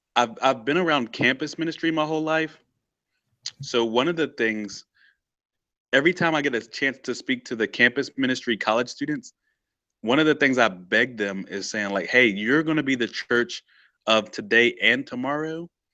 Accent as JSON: {"language": "English", "town": "Stanton", "country": "United States", "tie": "born or raised there", "said": "Tyler was from Stanton, and that's, like, my hometown"}